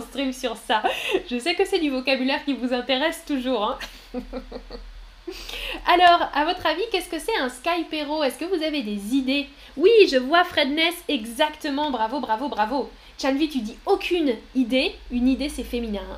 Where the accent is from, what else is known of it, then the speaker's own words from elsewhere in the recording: France; moved away as an adult; J'ai toujours habité en France. Je suis née en France et, euh, j'ai habité en France jusque, euh, récemment